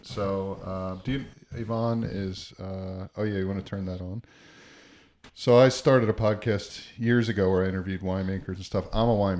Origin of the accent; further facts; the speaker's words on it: Philadelphia, Pennsylvania, United States; now in Hastings, New Zealand; I come from Philadelphia originally.